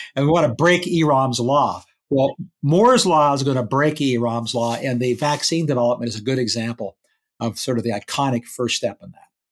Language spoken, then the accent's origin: English; Canada; moved away as an adult; now in United States; I emigrated to America as a Canadian